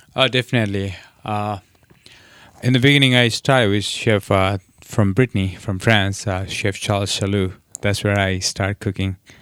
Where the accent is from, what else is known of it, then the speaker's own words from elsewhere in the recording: Nepal; also born or lived in New York; now in Nantucket, United States; I'm from Nepal